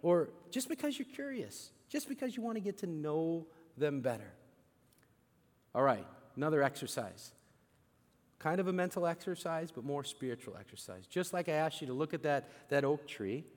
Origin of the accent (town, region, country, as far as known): St. Louis, Missouri, United States